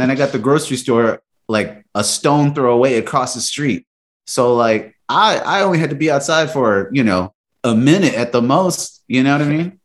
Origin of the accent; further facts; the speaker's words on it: Texas, United States; now in Milwaukee, United States; I'm from Texas originally